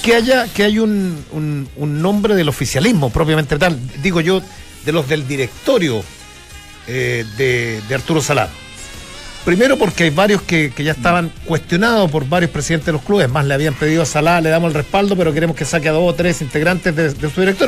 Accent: Chile

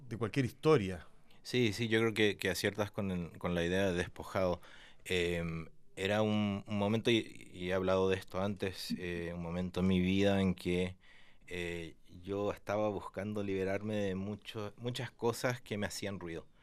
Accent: Argentina; also born or lived in United States; nací en Estados Unidos, mi viejo es gringo, mi mamá es argentina y me crié en Latinoamérica, especialmente Argentina, pero llevo acá desde el 2005 que estoy acá.

